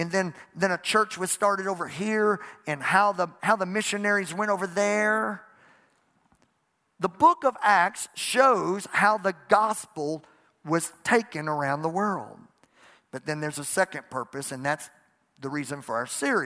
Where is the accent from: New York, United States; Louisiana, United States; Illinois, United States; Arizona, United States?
Louisiana, United States; I'm from Louisiana